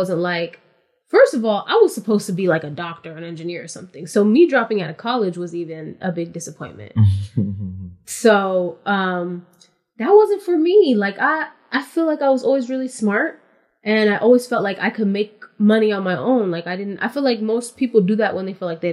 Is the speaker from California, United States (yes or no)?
yes; California, United States; also born or lived in Louisiana; I was born in California